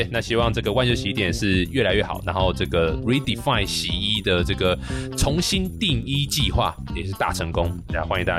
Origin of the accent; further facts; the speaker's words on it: Taichung, Taiwan; 我也是台中人，对我台中人。